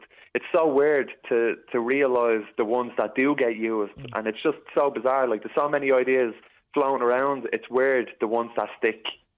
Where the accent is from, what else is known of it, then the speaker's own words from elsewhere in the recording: Dublin, Leinster, Ireland; I'm from the Northeast Inner City, so I ran for election there